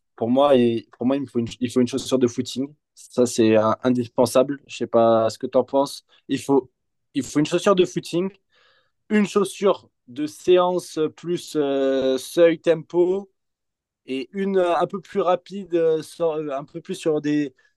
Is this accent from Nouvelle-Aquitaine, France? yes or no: yes; Bordeaux, Nouvelle-Aquitaine, France; nous, on vient de Bordeaux